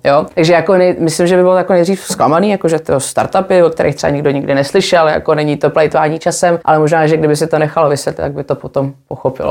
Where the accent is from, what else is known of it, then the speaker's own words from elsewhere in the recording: Czechia; moved away as an adult; also born or lived in England; jsem se vrátila z Anglie asi po deseti letech